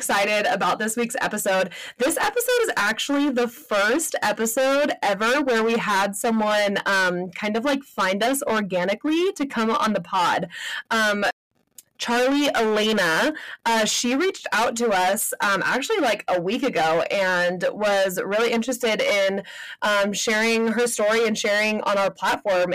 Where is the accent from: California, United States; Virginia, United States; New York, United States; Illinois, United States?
California, United States; Southern; moved away; I'm from Southern California